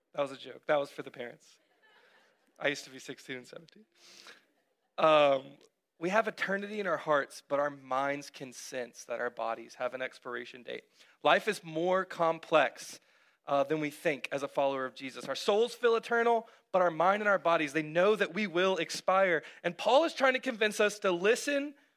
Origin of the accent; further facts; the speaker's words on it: Cartersville, Georgia, United States; also born or lived in North Carolina / Texas; we had recently moved to Cartersville when I was uh, seven